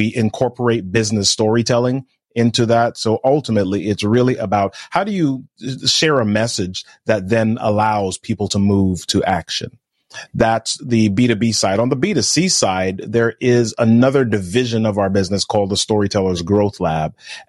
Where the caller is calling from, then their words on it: Maryland, United States; I'm in Maryland, man. Today's actually the warmest it's been in like 2 weeks.